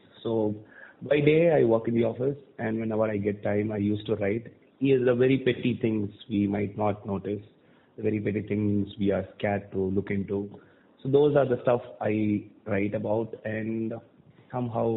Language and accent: English; Thoothukudi, Tamil Nadu, India; moved away as an adult; also born or lived in Chennai; I was born and brought up in Tuticorin, which is a city in South Tamil Nadu